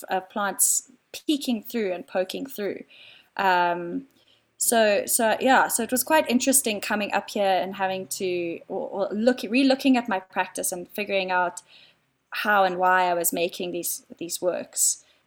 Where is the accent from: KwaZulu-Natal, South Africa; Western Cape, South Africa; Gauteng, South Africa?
Western Cape, South Africa; Cape Town; moved away as an adult; now in Johannesburg, South Africa; I live up in Joburg. I'm originally from Cape Town. I moved up here about four years ago.